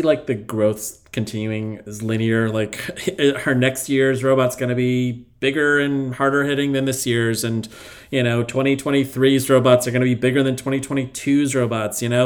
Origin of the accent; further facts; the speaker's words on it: United States; as an American